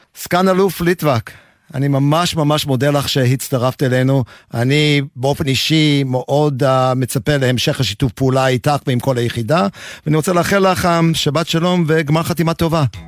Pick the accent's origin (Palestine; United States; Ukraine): United States; Aliquippa, Pennsylvania; first language English; Hebrew is a second language; moved away as an adult; also born or lived in New York / Jerusalem; now in Beersheba, Israel; גדלתי בארצות הברית, בעיירה קטנה ממעמד הפועלים בשם קוויפה, הלקוויפה נמצאת במערב פנסילבניה